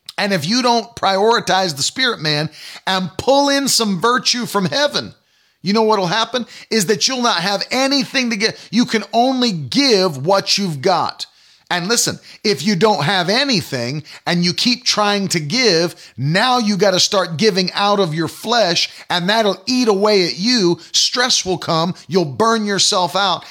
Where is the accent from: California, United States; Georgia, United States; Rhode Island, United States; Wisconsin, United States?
Rhode Island, United States; Providence; moved away; also born or lived in New England / Northern Maine; I was born in Providence, Rhode I, Rhode Island, and spent a lot of my early years of life in New England